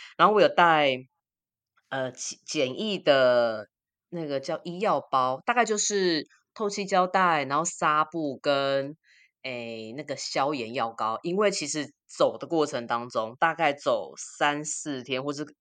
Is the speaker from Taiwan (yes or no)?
yes; Taiwan; 我台湾人要做的三件事情就是，呃，爬玉山，然后永渡日月潭跟骑单车环岛